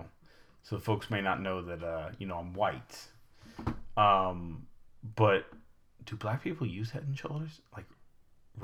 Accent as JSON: {"language": "English", "region": "Florida", "country": "United States", "said": "I'm from Florida, so we didn't have things like those people from New York had"}